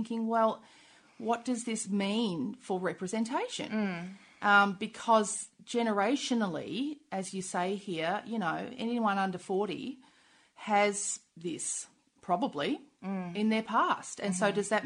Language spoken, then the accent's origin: English; Queensland, Australia